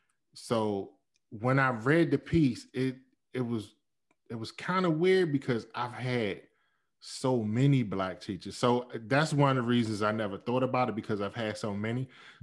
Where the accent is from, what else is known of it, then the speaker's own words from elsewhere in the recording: East Coast, United States; I'm from the East Coast as well, and we moved west.